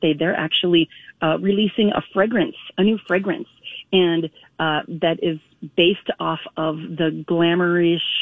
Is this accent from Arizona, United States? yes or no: no; Minnesota, United States; I too was born in Minnesota